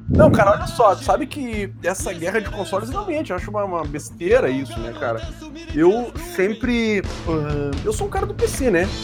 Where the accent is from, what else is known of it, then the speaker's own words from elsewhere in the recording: Brazil; Bons brasileiros que somos